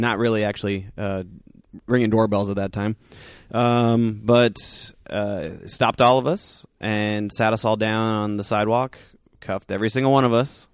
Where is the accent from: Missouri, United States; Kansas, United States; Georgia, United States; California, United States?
California, United States; Southern; growing up in Southern California